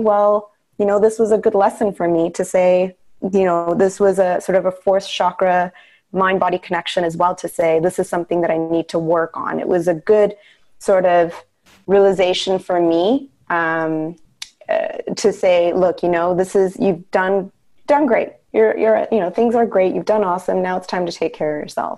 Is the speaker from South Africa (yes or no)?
no; Canada; I was born in Canada, but my parents came from India, and I was the firstborn